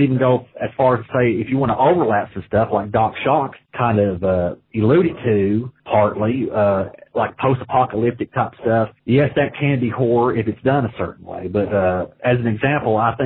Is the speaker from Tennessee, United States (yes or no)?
yes; Tennessee, United States; now in Finland; I live in Finland, but I'm from Tennessee.